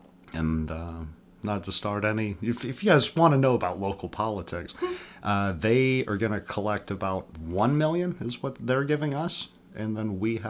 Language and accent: English; the South, United States; now in Missoula, United States; We grew up in the South